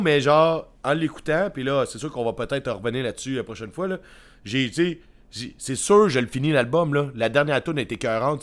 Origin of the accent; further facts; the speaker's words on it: Victoriaville, Quebec, Canada; une fille de Victo ici